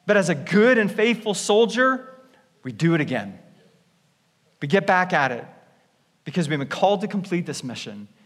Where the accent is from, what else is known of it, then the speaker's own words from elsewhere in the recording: Canada; moved away; I'm Canadian